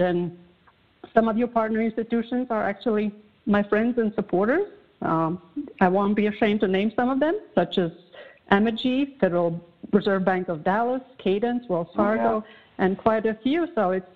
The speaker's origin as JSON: {"language": "English", "country": "Latvia", "tie": "born or raised there", "second_language": "English", "moved": "as an adult", "lives_now": "The Woodlands, United States", "said": "I was growing up in Soviet Union"}